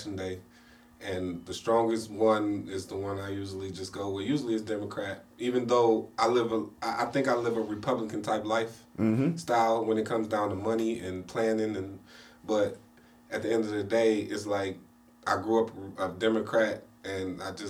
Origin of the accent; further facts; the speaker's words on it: Cleveland, Ohio, United States; Cleveland is my hometown.